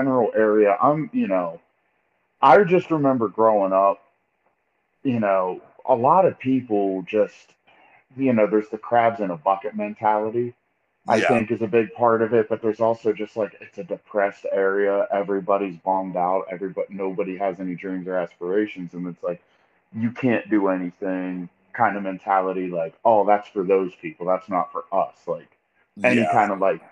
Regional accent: East Liverpool, Ohio, United States; also born or lived in Oil City, Pennsylvania; now in Youngstown, United States; born in Oil City, but I moved to East Liverpool, Ohio when I was three

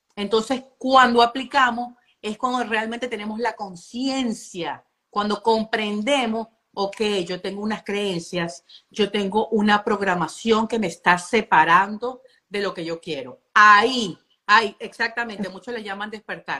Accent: Venezuela

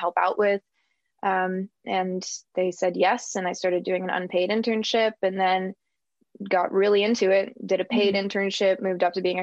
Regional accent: San Diego, California, United States; now in Ohio, United States; I'm from San Diego, California, and currently positioned in the middle of Ohio.

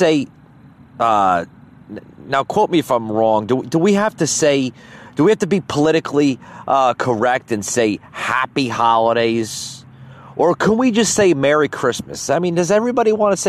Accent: United States

